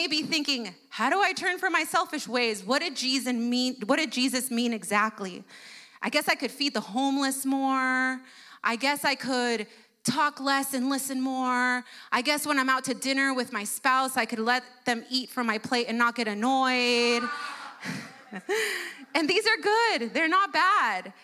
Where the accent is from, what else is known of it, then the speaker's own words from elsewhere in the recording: United States; first language Spanish; English is a second language; my parents immigrated to the U.S. before I was born. And so when I was born, Spanish was my first language. English was my second.